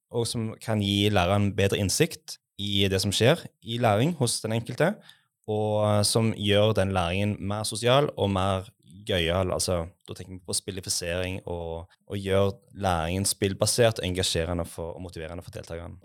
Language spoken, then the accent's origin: Norwegian; Western Norway, Norway; jeg er altså fra Vestlandet